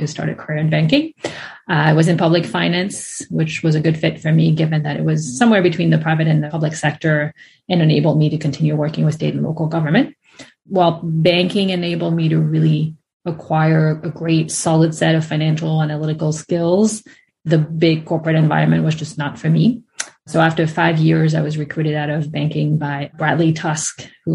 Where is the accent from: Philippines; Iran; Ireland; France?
France; moved away as an adult; now in United States; I'm from France originally